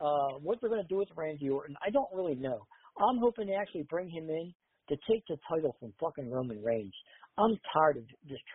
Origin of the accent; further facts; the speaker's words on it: Philadelphia, Pennsylvania, United States; I'm from Philadelphia.